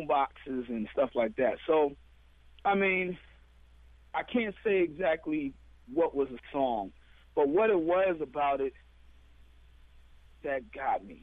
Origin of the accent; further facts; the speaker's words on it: United States; moved away; also born or lived in Ghana; I was from America.